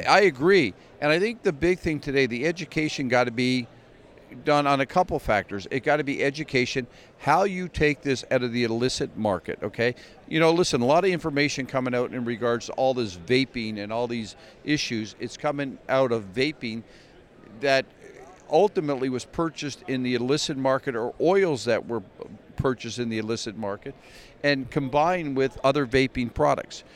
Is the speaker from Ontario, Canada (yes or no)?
no; Glace Bay, Nova Scotia, Canada; moved away as an adult; now in New York City, United States; grew up in a little town called Glace Nova Scotia